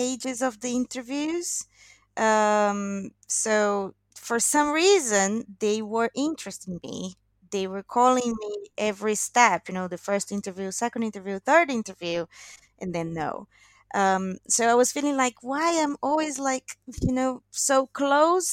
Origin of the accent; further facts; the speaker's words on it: Brazil; English is a second language; moved away as an adult; also born or lived in England; now in London, United Kingdom; it's been like 4 years now since I left Brazil